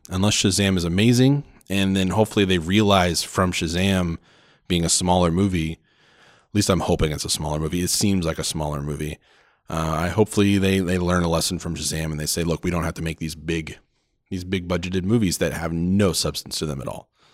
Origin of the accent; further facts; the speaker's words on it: Oklahoma, United States; now in Phoenix, United States; we live in Phoenix, but, uh, I'm from Oklahoma as, is my wife, and so we go back every Christmas